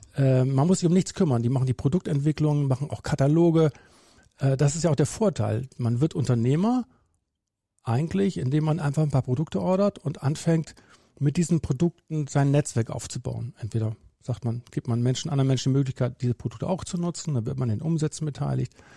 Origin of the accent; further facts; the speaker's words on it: Bremen, Germany; bin gebürtiger Bremer